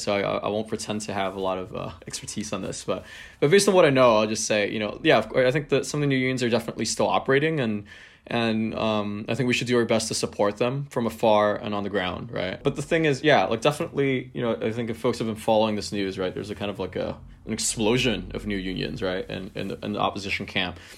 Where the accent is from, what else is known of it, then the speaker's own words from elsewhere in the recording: Hong Kong; growing up in Hong Kong